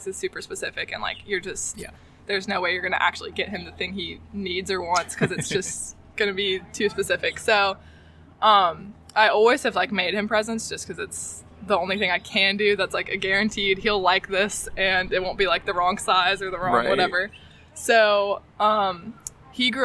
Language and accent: English; Crystal Coast, North Carolina, United States; this is my hometown, I grew up here